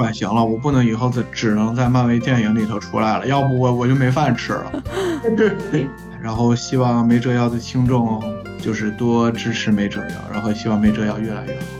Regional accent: China; 你别侮辱我们中国人，就是华华裔的这些人了。

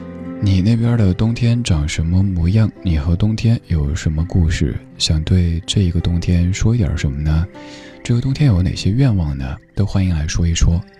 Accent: Chengdu, Sichuan, China; 比如说我家乡成都，

